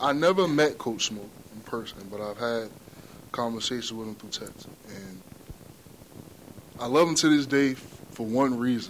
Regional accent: Union, New Jersey, United States; I'm from Union.

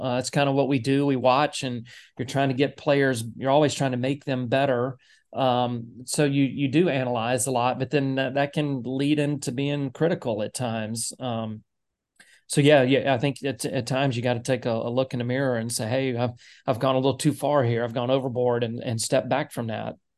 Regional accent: Nashville, Tennessee, United States; moved away; I grew up in Nashville.

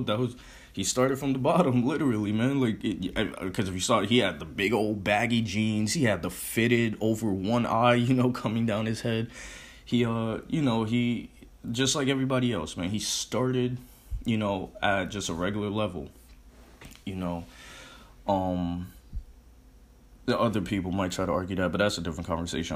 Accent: Connecticut, United States; moved away as an adult; also born or lived in Arizona; I'm in Connecticut now. I'm from Connecticut.

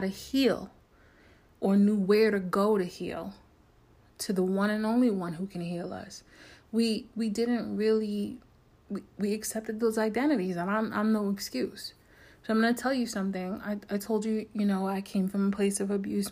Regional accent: New York, United States; I'm from New York, born and raised

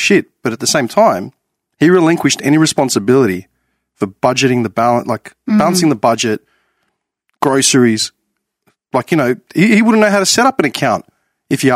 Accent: Clayton, Victoria, Australia; I grew up in Clayton

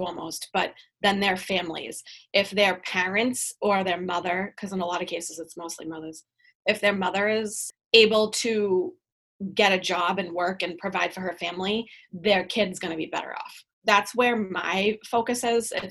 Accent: Boston, Massachusetts, United States; I'm from Boston

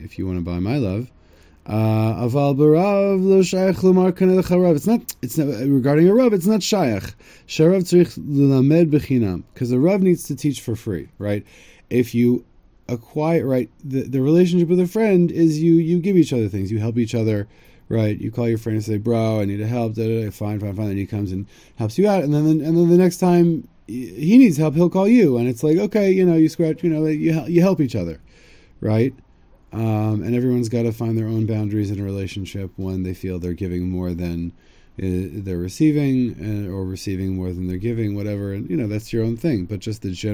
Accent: United States; now in Israel; I'm from America

